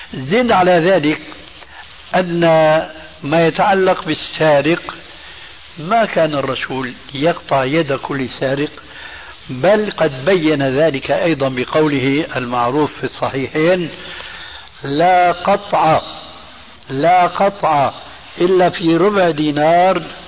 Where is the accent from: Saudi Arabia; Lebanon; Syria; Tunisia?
Syria; عندنا في الشام